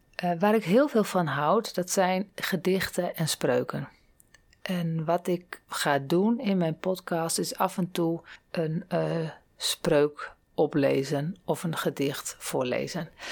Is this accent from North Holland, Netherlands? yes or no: no; Groningen, Netherlands; now in Dronten, Netherlands; Van oorsprong kom ik uit Groningen. Daar ben ik niet geboren, maar wel grootgebracht